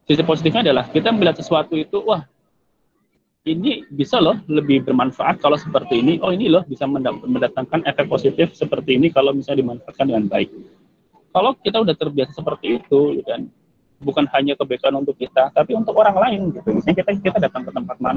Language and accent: Indonesian; Cilacap, Central Java, Indonesia; saya aslinya Cilacap saya dari Cilacap